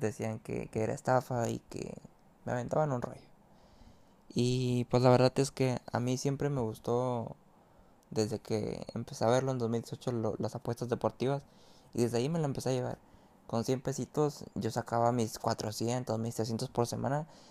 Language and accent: Spanish; Mexico; soy mexicano y me dedico a ser tipster